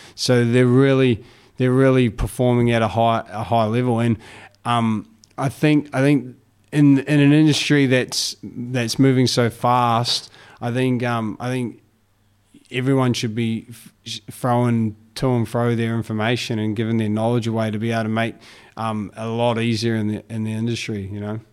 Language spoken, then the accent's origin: English; United States; being American